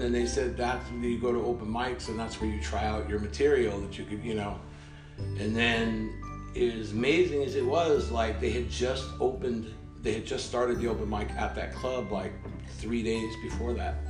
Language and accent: English; Redondo Beach, California, United States; moved away as an adult; also born or lived in Oregon / Midwest / Los Angeles; now in Stavanger, Norway; I grew up in Redondo Beach, California